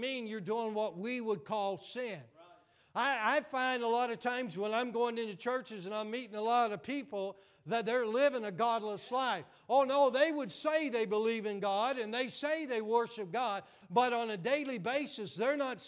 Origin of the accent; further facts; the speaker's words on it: Pennsylvania and Western Virginia, United States; accent: Western Pennsylvania; moved away as an adult; also born or lived in Florida; I grew up in Pennsylvania and Western VA